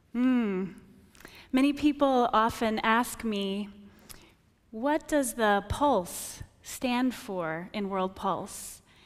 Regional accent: rural Wisconsin, United States; I grew up in Wisconsin, rural Wisconsin, and I was homeschooled

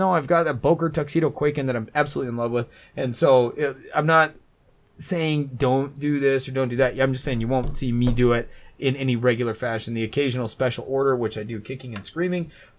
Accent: Colorado, United States; I came from Colorado before moving to the world famous New Sheffield, and it is very cold and dry there during the winter

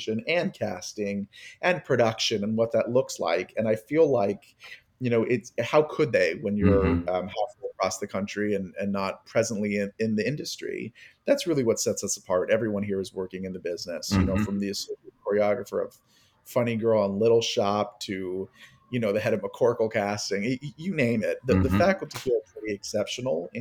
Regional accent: Miami, Florida, United States; I'm from Miami, Florida

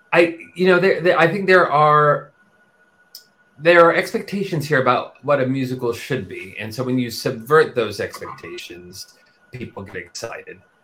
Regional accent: Texas, United States; also born or lived in New York; now in London, United Kingdom; I grew up in Texas and then New York, and that's that's me, that's my voice.

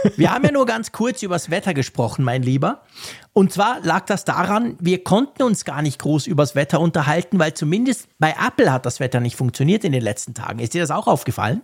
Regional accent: Bern, Switzerland; wir Berner

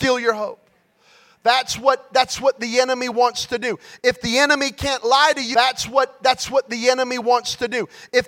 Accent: California, United States; Yeah, but I'm from Cali. It's really green.

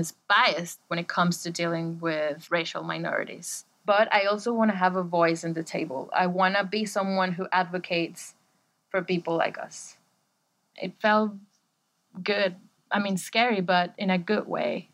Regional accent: Caracas, Capital District, Venezuela; now in Bristol, United Kingdom; I live in Bristol and I am from Caracas, Venezuela

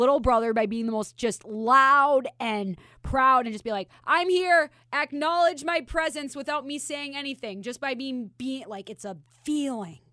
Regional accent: Minnesota, United States; now in Las Vegas, United States; I'm from Minnesota

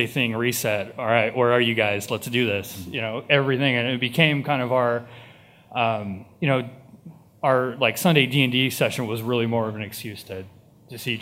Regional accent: East Bay, California, United States; I'm from the East Bay

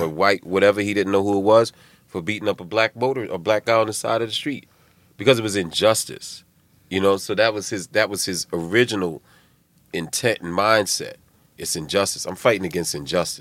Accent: Philadelphia, Pennsylvania, United States; moved away; I'm from West Philly.

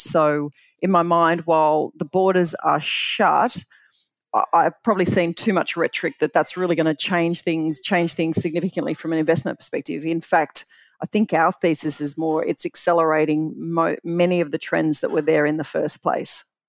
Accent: Bathurst, New South Wales, Australia; growing up in Bathurst was just, uh, phenomenal

